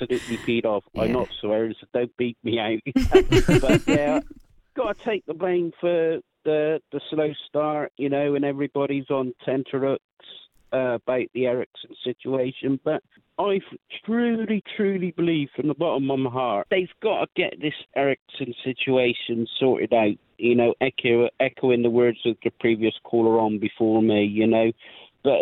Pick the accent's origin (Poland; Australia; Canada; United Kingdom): United Kingdom; Chippenham, South West England; my hometown where I live in Chippenham